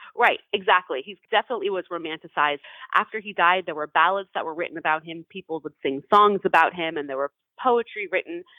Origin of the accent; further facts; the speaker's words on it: Los Angeles, California, United States; I'm from Los Angeles